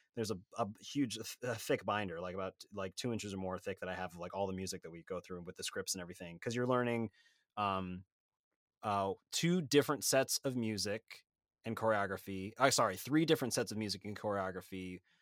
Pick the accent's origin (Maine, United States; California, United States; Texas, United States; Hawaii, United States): California, United States; Sacramento; I'm from Sacramento, California, so about four hundred miles north